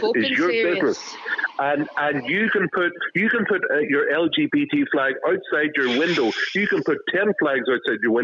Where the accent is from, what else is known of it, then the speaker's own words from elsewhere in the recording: Derry, Northern Ireland, United Kingdom; I grew up in Derry during the Troubles.